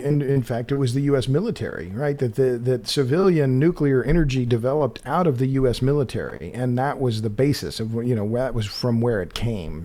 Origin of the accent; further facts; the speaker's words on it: Oklahoma, United States; I grew up in Oklahoma